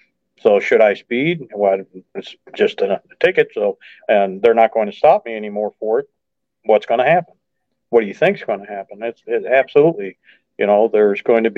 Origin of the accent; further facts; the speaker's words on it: just outside of St. Louis, Missouri, United States; now in mid-Missouri, United States; I grew up just outside of St. Louis, so I'm very familiar with the metro area and the county very well